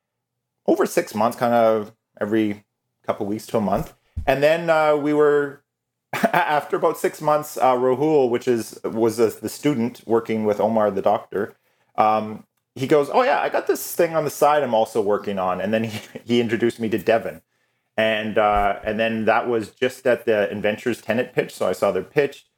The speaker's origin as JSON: {"language": "English", "town": "Calgary", "region": "Alberta", "country": "Canada", "tie": "born or raised there", "also_born_or_lived": "Vancouver", "said": "So I was born and raised in Calgary, but I'd moved to Vancouver for 4 glorious years of beautiful weather and beaches. And then I came back."}